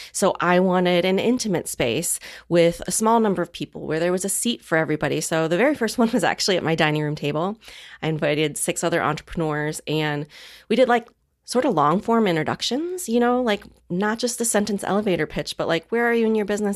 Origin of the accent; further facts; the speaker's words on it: Midwest, United States; I grew up in the Midwest